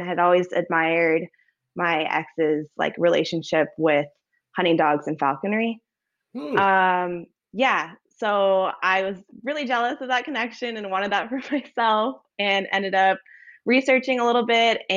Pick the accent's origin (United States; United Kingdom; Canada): United States; Los Angeles, California; moved away as an adult; now in Alaska, United States; I grew up in like Los Angeles area in Southern California